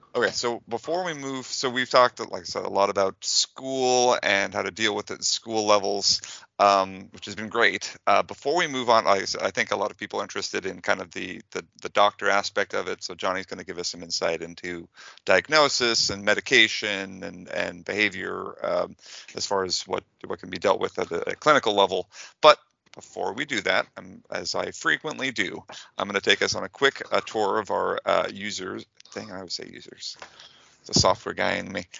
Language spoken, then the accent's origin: English; United States; also born or lived in near San Diego, California; as an American layman